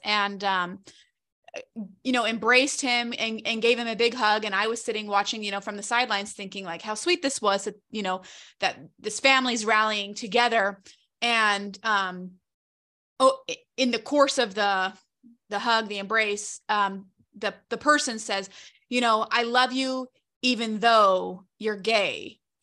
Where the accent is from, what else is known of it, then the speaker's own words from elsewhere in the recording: Charlotte, North Carolina, United States; moved away; I'm originally from Charlotte, North Carolina